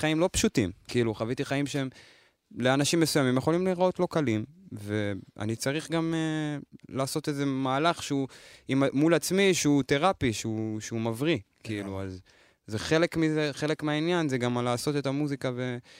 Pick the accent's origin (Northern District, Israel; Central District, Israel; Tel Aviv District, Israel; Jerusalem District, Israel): Central District, Israel; Lod; born or raised there